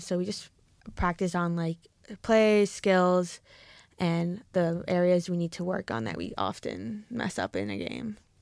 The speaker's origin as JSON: {"language": "English", "region": "New Jersey", "country": "United States", "moved": "as an adult", "lives_now": "Oregon, United States", "said": "I'm from New Jersey, so you hear the accent"}